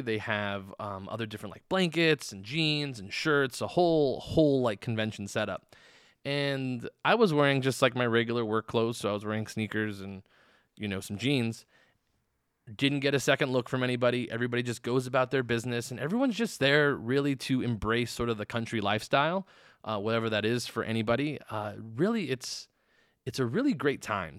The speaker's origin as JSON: {"language": "English", "region": "Arizona", "country": "United States", "moved": "yes", "lives_now": "Las Vegas, United States", "said": "I'm from Arizona where it's always hot"}